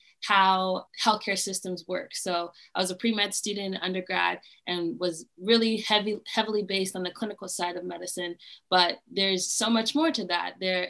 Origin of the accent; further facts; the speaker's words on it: Davenport, Iowa, United States; I am from Davenport, Iowa